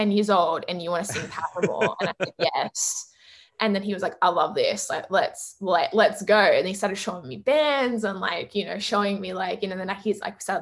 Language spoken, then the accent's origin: English; Sydney, New South Wales, Australia; I'm from Sydney. Everything takes an hour.